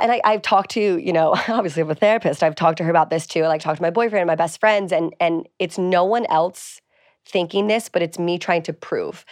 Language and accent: English; East Coast, United States; I'm from the East Coast